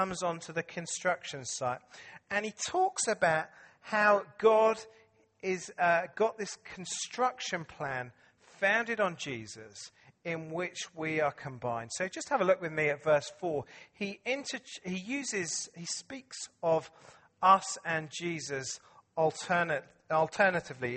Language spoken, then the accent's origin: English; England, United Kingdom; I'm English